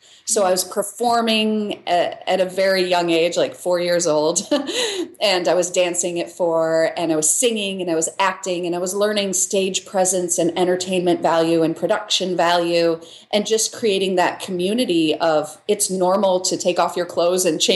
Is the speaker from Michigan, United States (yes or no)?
yes; Michigan, United States; moved away as an adult; also born or lived in Chicago / New York; now in Los Angeles, United States; I grew up in Michigan, in a farm town in Michigan